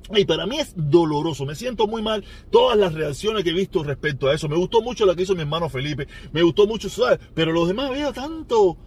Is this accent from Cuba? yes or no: yes; Cuba; now in United States; la dictadura que hay en mi país